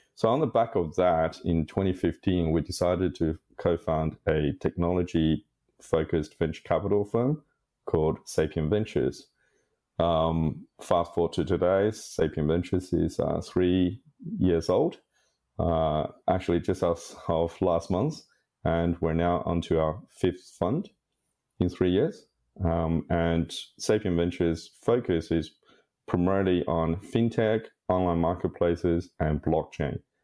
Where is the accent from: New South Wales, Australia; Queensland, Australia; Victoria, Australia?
New South Wales, Australia; Sydney; I'm a Sydney boy. I, I grew up in Sydney